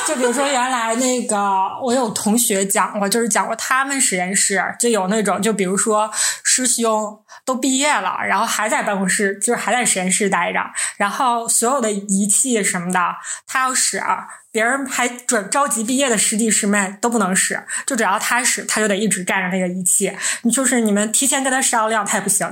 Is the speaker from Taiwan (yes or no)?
no; Northeast China, China; 我们是三个来自东北的 Ladies